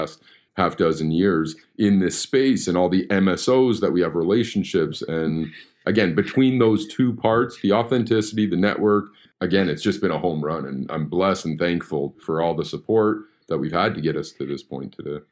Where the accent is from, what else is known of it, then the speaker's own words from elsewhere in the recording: Canada; I'm born and raised in Canada